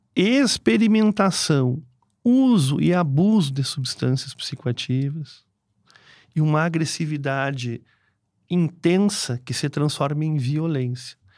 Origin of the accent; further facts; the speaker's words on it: Porto Alegre, Rio Grande do Sul, Brazil; moved away; eu sou de Porto Alegre